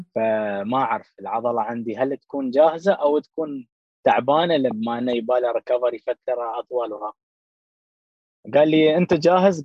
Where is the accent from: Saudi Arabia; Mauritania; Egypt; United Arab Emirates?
United Arab Emirates; Dubai; في البلاد عندنا في دبي